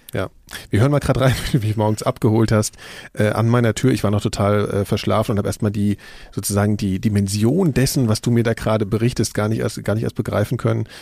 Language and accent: German; Frankfurt, Hesse, Germany; in Frankfurt, wo ich herkomme